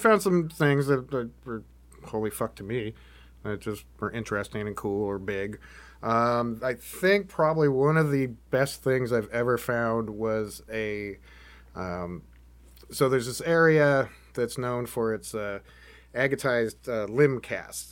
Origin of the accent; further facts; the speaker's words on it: Washington, United States; now in Oregon, United States; I grew up in Washington